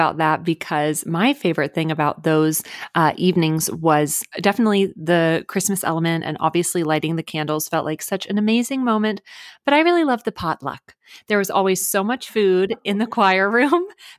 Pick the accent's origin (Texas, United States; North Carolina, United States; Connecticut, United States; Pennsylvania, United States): Texas, United States; McKinney; now in California, United States; So our church that we grew up in McKinney, Texas, it's an amazing church, and our dad was the pastor there.